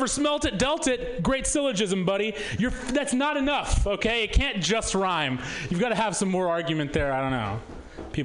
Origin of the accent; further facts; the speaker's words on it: Missouri, United States; I'm from Missouri originally